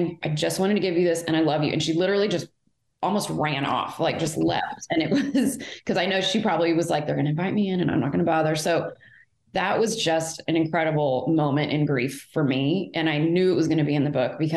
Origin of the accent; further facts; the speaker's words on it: Fort Worth, Texas, United States; also born or lived in Houston; I was born in Fort Worth